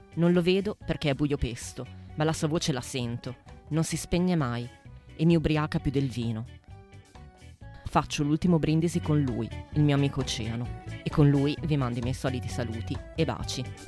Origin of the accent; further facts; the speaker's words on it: Paderno Dugnano, Lombardy, Italy; Se mi chiedete dove sono cresciuta, vi rispondo a Calderara di Paderno Dugnano, in mezzo al nulla.